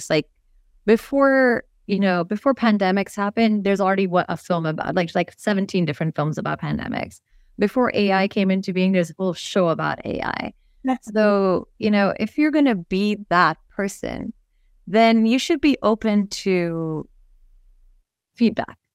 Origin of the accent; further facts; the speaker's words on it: Missouri, United States; born there; also born or lived in Nepal / India; I was born in Missouri of Nepali parents who moved back to Nepal and went to India.